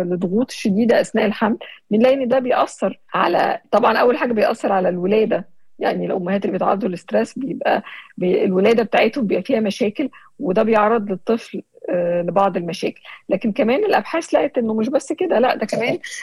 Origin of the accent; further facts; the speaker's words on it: Syria; ومن سوريا